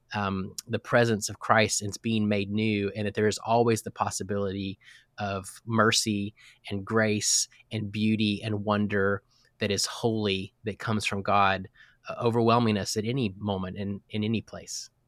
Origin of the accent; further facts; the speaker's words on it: Texas, United States; I'm a Texan. I was born in Texas into a pastor's family.